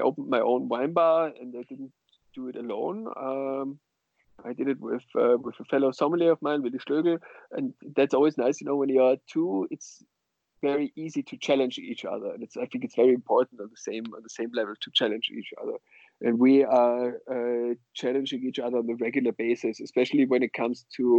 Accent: Austria; now in Berlin, Germany; I come originally from Austria. I live in Berlin, and I come from the mountainous western part of Austria.

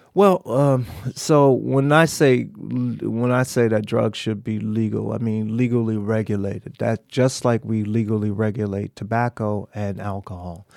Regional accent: Miami, Florida, United States; moved away; I grew up in Miami

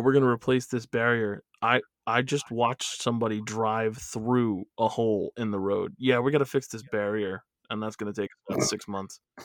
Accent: New York, United States; we're both, we're from New York

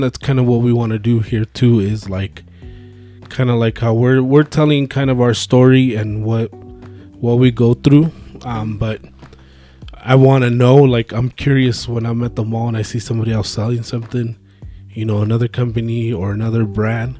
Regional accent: Phoenix, Arizona, United States; moved away as an adult; now in Albuquerque, United States; I grew up in Phoenix

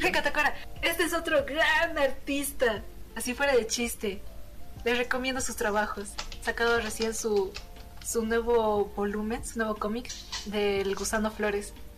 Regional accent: Bolivia; como buena boliviana que soy

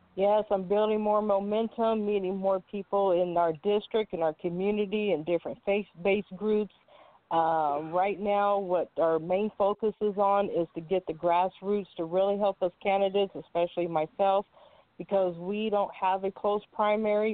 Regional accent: California, United States; I am from California, born and raised.

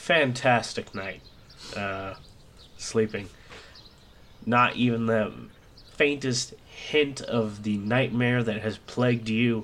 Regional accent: Texas, United States; growing up in Texas and going to ag class.

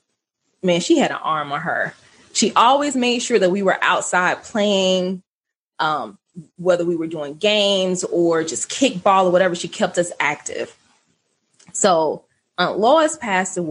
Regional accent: Archer, Florida, United States; I grew up in Archer

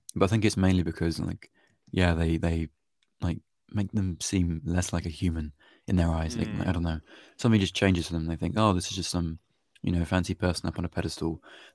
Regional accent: United Kingdom; I'm a British person.

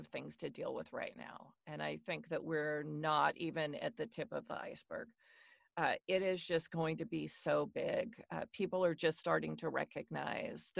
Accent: Washington, United States; I am born and raised in Washington State in the U.S., so I'm a West Coaster.

